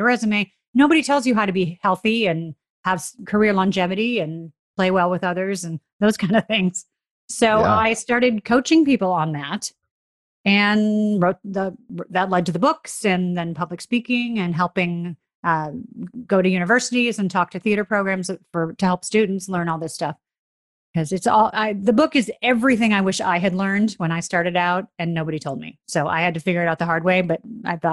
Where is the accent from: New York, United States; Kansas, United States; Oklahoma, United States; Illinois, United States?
Illinois, United States; Chicago; moved away; also born or lived in Florida / Los Angeles; growing up in Chicago, I always wanted to be an actor.